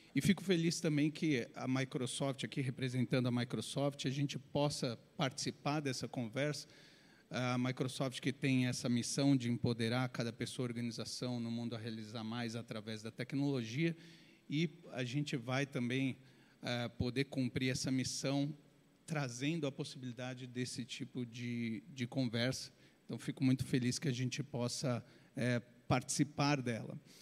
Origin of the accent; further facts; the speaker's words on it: Brazil; a gente, como brasileiro